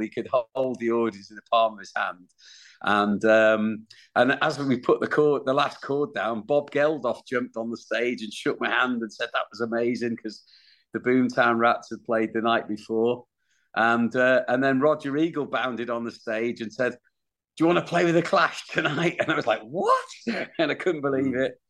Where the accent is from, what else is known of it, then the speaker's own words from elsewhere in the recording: Wales, United Kingdom; for my band we're from Wales